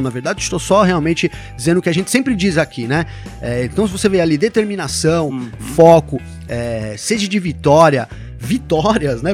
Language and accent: Portuguese; Brazil; Eu sou brasileiro